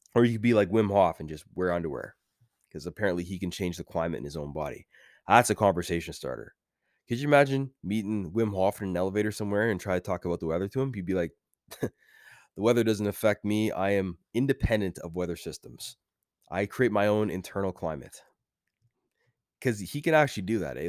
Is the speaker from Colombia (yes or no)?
no; Canada; As a Canadian boy